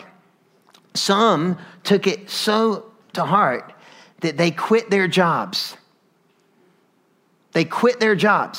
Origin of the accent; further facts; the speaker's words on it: North Carolina, United States; now in Atlanta, United States; I grew up in North Carolina